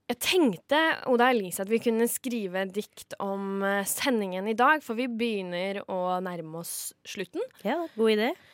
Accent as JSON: {"language": "Norwegian", "town": "Kragerø", "region": "Vestfold og Telemark", "country": "Norway", "said": "Kommer fra Kragerø, og bussen går"}